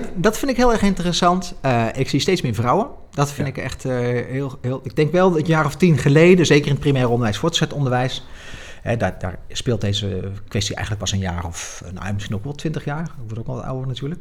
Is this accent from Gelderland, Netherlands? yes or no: yes; Nijmegen, Gelderland, Netherlands; ik kom uit Nijmegen